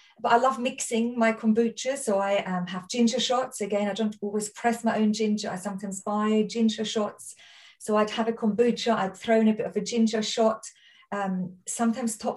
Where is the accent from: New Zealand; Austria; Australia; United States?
Austria; accent: Austrian; now in Surrey, United Kingdom; I'm Austrian, my accent